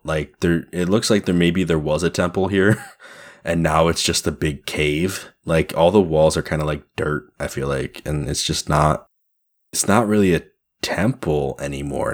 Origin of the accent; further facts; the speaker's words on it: New York, United States; we're all New Yorkers of a kind